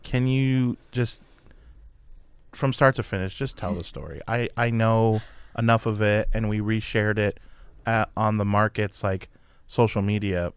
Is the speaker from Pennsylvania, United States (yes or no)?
no; around San Francisco, California, United States; moved away; I was born around San Francisco